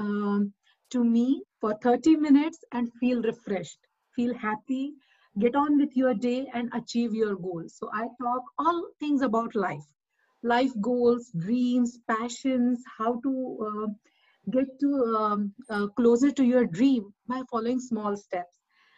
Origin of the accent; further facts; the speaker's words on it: India; now in New Jersey, United States; I'm from India. I'm based in New Jersey right now